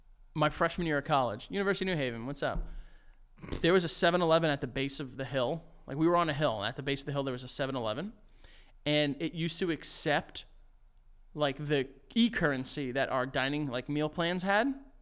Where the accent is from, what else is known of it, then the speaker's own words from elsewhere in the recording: North Macedonia; Like, I'm from Macedonia.